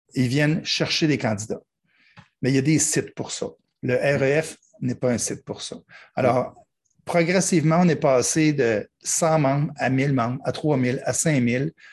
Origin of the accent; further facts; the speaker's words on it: Quebec, Canada; je suis québécois et puis les gens pensent qu'on parle le même langage, mais non, pas du tout